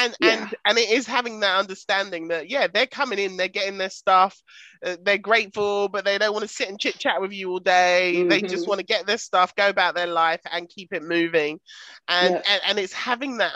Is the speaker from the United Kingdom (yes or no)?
yes; United Kingdom; I'm very British and I drink tea, not coffee